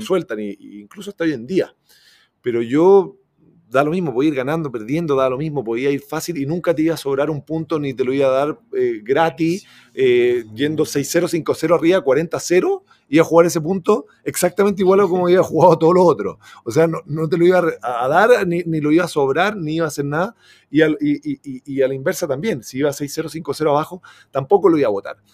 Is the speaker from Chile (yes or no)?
yes; Chile; me siento muy brasilero también, o sea, como soy muy chileno, pero yo todos los veranos, imagínate, me iba a Brasil